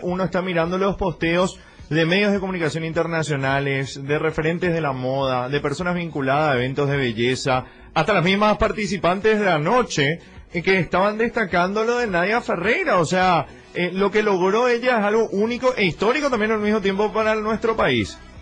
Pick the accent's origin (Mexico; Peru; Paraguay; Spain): Paraguay; nuestro país